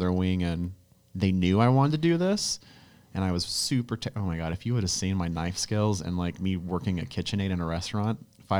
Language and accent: English; Barstow, California, United States; also born or lived in Boston / Charlotte; now in Charlotte area, United States; That's my hometown, Barstow.